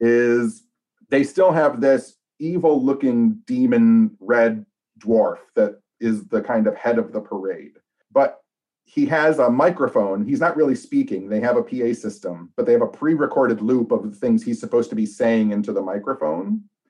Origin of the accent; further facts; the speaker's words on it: Royal Oak, Michigan, United States; I'm born and raised in Royal Oak, which is about eleven miles outside the city of Detroit